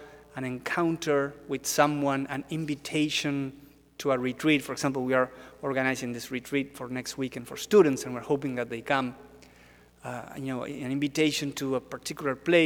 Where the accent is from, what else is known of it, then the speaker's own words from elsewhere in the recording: Argentina; now in Washington, D.C., United States; I'm from Argentina.